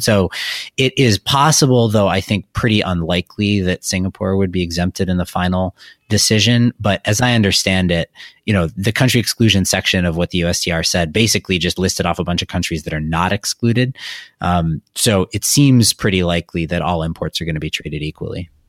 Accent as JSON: {"language": "English", "region": "Wisconsin", "country": "United States", "said": "I'm from Wisconsin"}